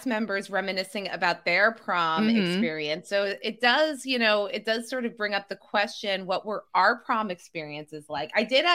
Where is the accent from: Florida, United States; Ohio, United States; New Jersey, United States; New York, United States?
New Jersey, United States; I'm from New Jersey